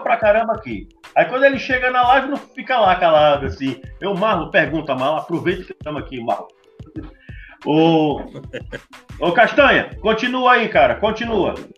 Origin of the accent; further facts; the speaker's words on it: Ceará, Brazil; eu também sou cearense